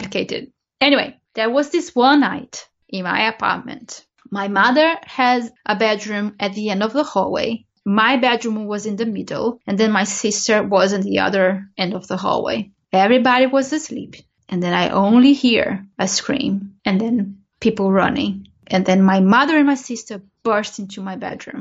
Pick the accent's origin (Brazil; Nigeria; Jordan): Brazil; moved away; I grew up in Brazil, and in Brazil, you do have a religion called spiritualism.